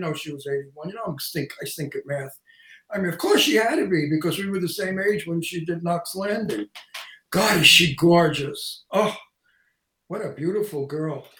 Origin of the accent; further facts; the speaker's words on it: New York City, New York, United States; accent: antique Brooklyn; my antique Brooklyn accent